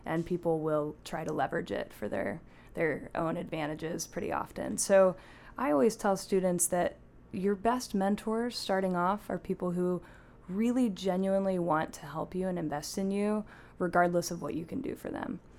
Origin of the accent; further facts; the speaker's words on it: Pacific Northwest, United States; also born or lived in Portland, Oregon / Seattle, Washington; now in Washington, D.C., United States; I grew up in the Pacific Northwest in the Portland and Seattle areas